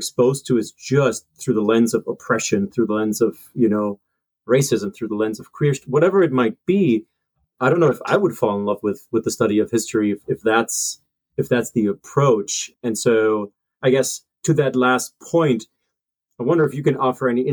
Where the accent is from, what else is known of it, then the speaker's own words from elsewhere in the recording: Germany; moved away; also born or lived in Hillsdale, Michigan; I grew up in Germany, certainly kind of more progressive model